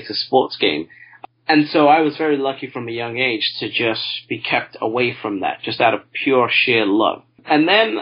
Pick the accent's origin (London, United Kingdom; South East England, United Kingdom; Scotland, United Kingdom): London, United Kingdom; I'm from a part of London, I'm British, I'm from a part of London that is the third most poorest